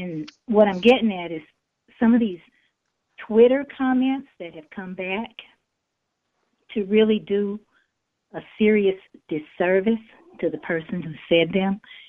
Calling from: Houston, Texas, United States; I am calling from Houston.

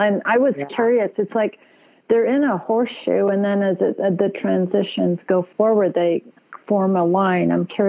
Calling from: Carlsbad, California, United States; Well, I'm in Carlsbad, which is Southern California, but it's more on the border of La Costa and Encinitas.

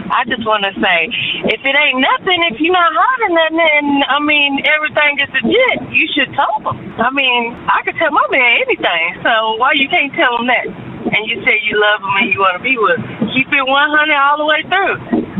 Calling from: Indianapolis, Indiana, United States; Good morning. … I'm calling from Indianapolis.

